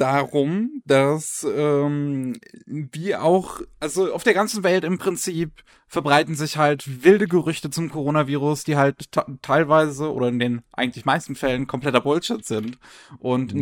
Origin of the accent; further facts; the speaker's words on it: Germany; bei uns in Deutschland